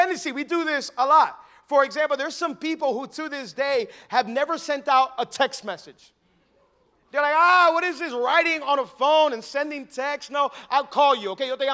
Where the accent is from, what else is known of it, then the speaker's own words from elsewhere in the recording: Miami, Florida, United States; I was born and raised in Miami